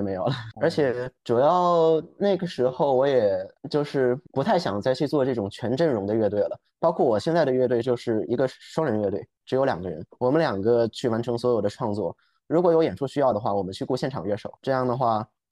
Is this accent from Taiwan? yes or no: no; Beijing, China; also born or lived in New York; 我现在所在的城市是北京，我从小也在北京出生长大。那之前也就是在读研究生的时候，在纽约待了差不多两年的时间